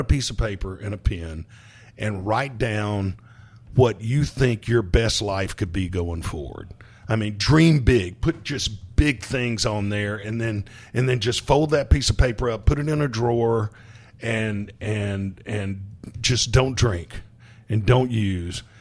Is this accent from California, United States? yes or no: no; Hattiesburg, Mississippi, United States; I'm from Hattiesburg, Mississippi, uh, moved back, uh, to Hattiesburg